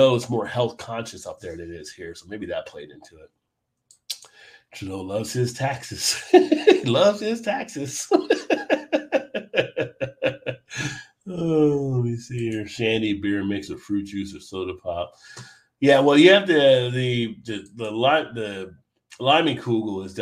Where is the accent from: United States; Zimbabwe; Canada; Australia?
United States; New Jersey; now in Baltimore, United States; growing up in New Jersey